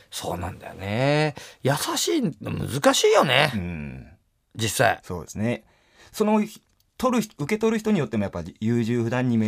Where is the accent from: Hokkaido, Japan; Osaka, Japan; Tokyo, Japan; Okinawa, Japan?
Hokkaido, Japan; Sapporo; accent: Hokkaido; あのメンバー4人の中で、はい、名り一番ないからね。札幌だから。